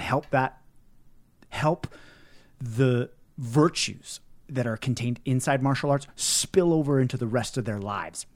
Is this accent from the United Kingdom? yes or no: no; Canada; it's part of being a Canadian, though.